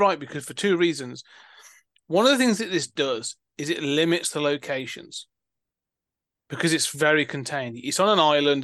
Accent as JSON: {"language": "English", "country": "United Kingdom", "said": "Being British"}